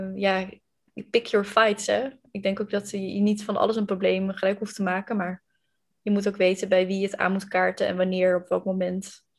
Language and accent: Dutch; Randstad, Netherlands; accent: western (Randstad); Ik ehm, kom, het valt denk ik uit mijn accent ook al te horen, uit de, eh, het westen van het land, uit de Randstad. Ehm, en ik heb tot mijn achttiende bij mijn ouders gewoond.